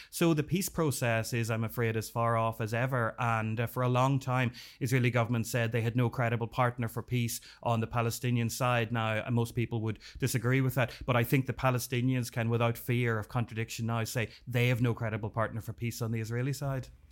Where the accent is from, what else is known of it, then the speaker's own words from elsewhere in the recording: Northern Ireland, United Kingdom; I grew up in Northern Ireland during the Troubles